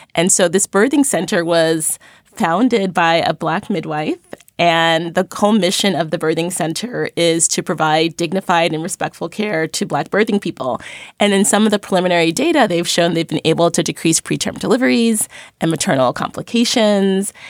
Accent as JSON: {"language": "English", "town": "New York City", "region": "New York", "country": "United States", "tie": "born or raised there", "said": "I grew up in Crown Heights, Brooklyn"}